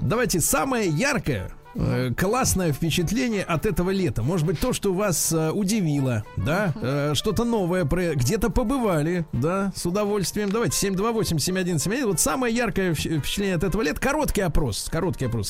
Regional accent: Saint Petersburg, Russia; в Питере, конечно, с мо-, с летом всегда была проблема, особенно в моем детстве.

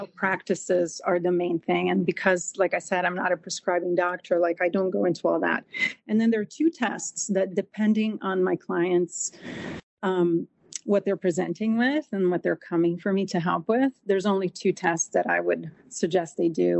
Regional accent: Brazil; moved away as an adult; now in United States; I grew up in Brazil

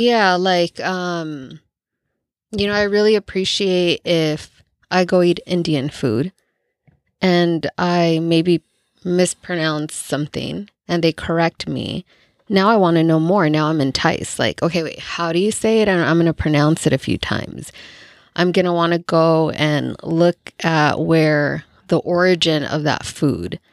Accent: El Salvador; now in United States; El Salvador

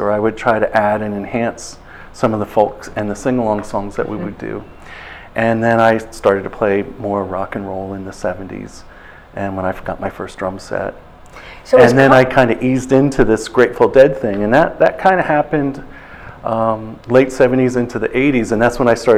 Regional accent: Mountain View, California, United States; I was born in California in Mountain View

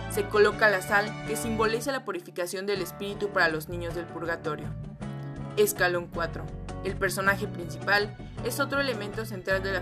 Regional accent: Mexico

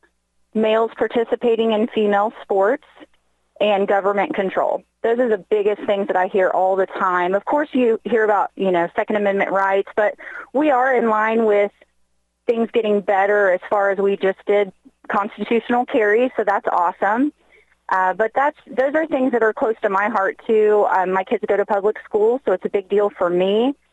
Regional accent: Brookville, Indiana, United States; I grew up in Brooksville, Indiana

